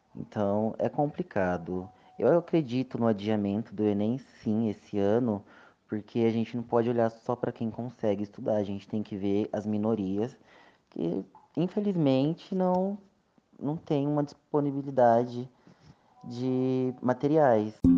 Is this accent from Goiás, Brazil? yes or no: no; interior of Espírito Santo, Brazil; now in São Paulo, Brazil; Eu vim para minha cidade natal, no interior do Espírito Santo